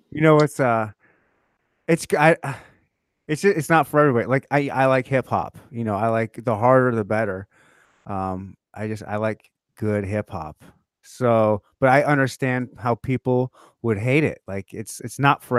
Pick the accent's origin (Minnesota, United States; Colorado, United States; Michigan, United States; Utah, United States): Michigan, United States; also born or lived in Rhode Island; now in Kansas City, United States; I was born in Michigan.